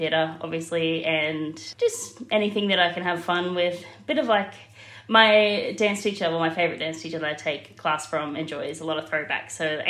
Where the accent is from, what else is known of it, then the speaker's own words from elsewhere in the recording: Brisbane, Queensland, Australia; I'm from Brisbane, Australia.